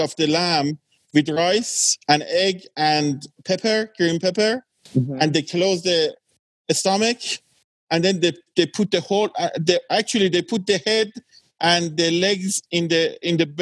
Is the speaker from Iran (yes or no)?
yes; Iran; born or raised there; also born or lived in England